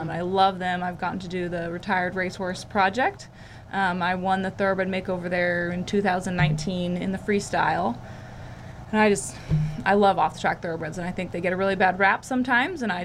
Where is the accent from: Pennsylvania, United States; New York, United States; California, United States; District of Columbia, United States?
California, United States; I was born and raised in California, and I was lucky enough to be born on the farm.